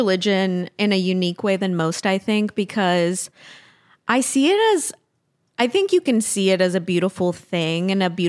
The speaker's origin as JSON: {"language": "English", "region": "Tennessee", "country": "United States", "tie": "born or raised there", "said": "deconstructing that I had to do what came from my peers growing up in Tennessee."}